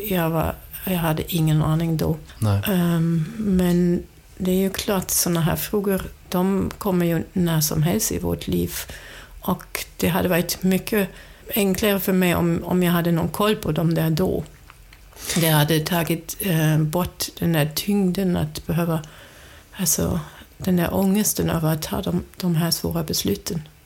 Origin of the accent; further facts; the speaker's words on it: Germany; Swedish is a second language; moved away as an adult; now in Sweden; jag kommer från Tyskland. Jag är uppvuxen i en stor familj